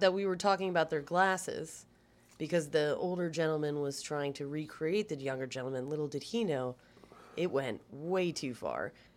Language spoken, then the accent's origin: English; Baltimore, Maryland, United States; moved away; also born or lived in Gaithersburg, Maryland / Las Vegas, Nevada; originally, I'm from Gaithersburg, Maryland, which is a suburb in between D C and Baltimore.